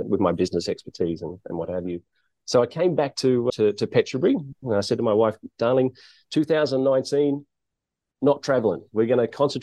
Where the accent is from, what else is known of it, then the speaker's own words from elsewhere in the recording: Blacktown, New South Wales, Australia; moved away as an adult; now in Thailand; Born and bred in Sydney, born and bred in a place called Blacktown, which is kind of about an hour out of Sydney.